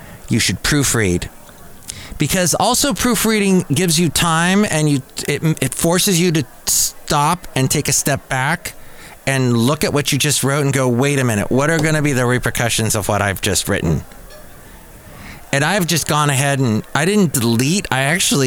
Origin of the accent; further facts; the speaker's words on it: Southern California, United States; I grew up in Southern California